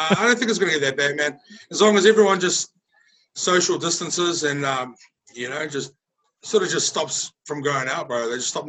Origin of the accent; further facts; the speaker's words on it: Brisbane, Queensland, Australia; I'm actually in the Gold Coast at the moment, so I'm from Brisbane